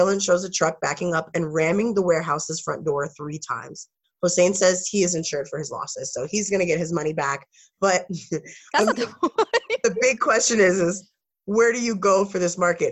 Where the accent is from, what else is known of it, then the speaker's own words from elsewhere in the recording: New York City, New York, United States; we're from Brooklyn